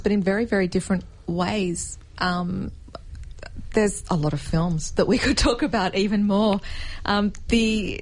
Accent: Canberra, Australian Capital Territory, Australia; I grew up in Canberra

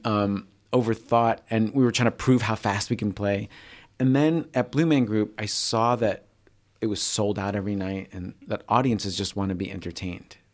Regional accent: New York, United States; moved away; I'm originally from the East Coast, from New York, so he reminds me of people from home a little

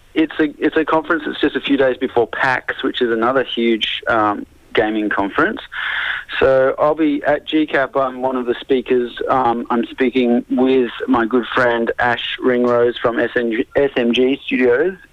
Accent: Sydney, New South Wales, Australia; I've mostly played in Sydney because I'm from Sydney.

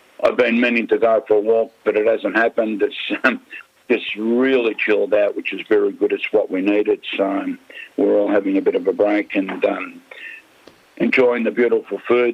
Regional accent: Molise, Italy; we come from Molise

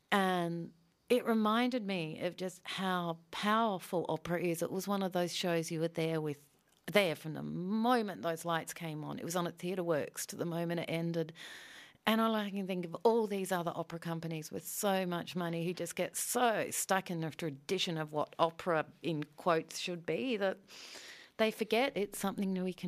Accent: Adelaide, South Australia, Australia; Growing up in Adelaide in the 70s

